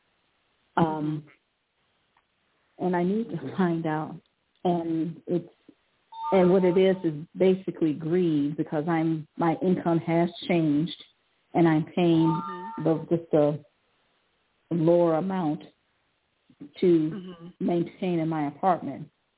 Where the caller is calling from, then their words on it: Cleveland, Ohio, United States; I'm calling from Cleveland.